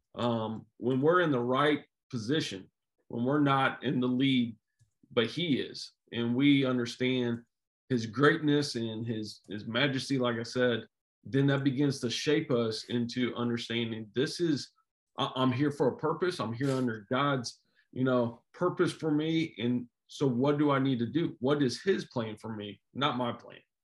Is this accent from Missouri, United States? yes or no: yes; Jefferson City, Missouri, United States; I grew up around Jeff City